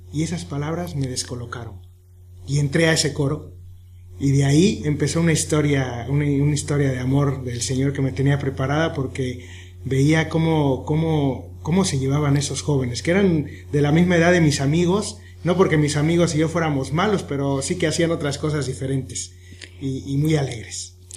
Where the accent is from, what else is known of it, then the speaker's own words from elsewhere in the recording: Mexico; Soy de México